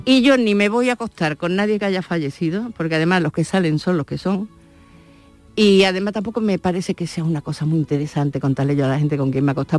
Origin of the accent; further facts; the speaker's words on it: Seville, Andalusia, Spain; moved away; yo soy de la Alameda de Hércules